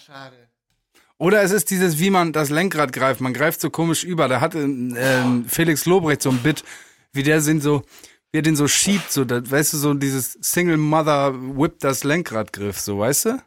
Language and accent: German; Germany; Ich komme aus Mappen